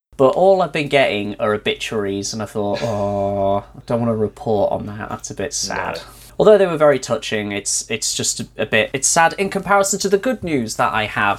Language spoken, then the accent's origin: English; North Wales, United Kingdom; moved away; where I grew up in North Wales